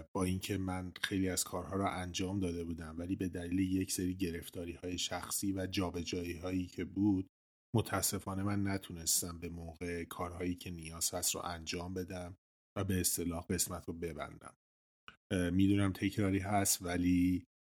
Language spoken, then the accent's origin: Persian; Iran; first language Persian; منم به عنوان یه ایرانی طبیعتا کشورم رو خیلی دوست دارم برام خیلی عزیز مهم خاکمه جایی که توش به دنیا اومدم و بزرگ شدم